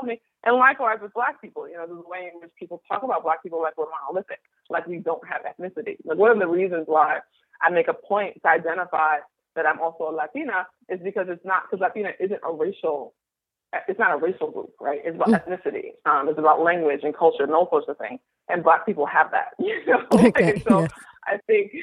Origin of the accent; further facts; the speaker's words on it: New York City, New York, United States; I grew up Muslim in Brooklyn, New York. Brooklyn represent.